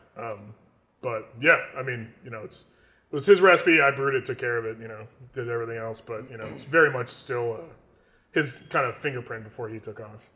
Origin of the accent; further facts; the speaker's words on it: New York, United States; I love my hometown. I love being here